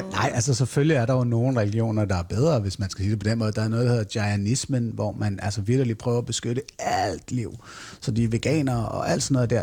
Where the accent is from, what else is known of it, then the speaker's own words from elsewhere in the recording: Fredensborg, Capital Region of Denmark, Denmark; Jeg voksede op i Fredensborg i Nordsjælland, i sådan en rigtig tryg middelklasse tilværelse